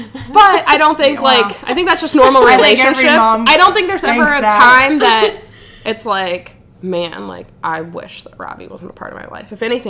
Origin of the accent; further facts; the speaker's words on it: Ohio, United States; also born or lived in Florida; I moved from Florida to Ohio with my mom.